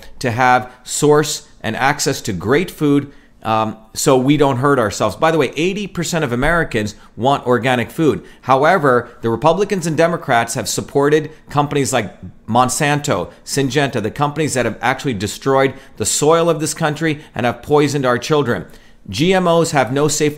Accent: India; now in United States; I was brought up on it as a kid growing up in India

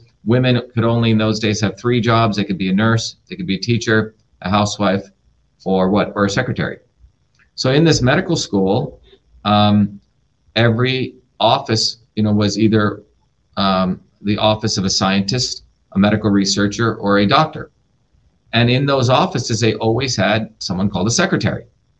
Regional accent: India; because I had a deep interest in medicine growing up in India, watching my grandmother, who was a traditional healer.

